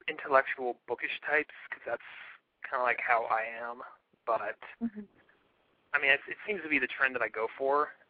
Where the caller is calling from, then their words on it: San Francisco, California, United States; No, I'm 30 from San Francisco.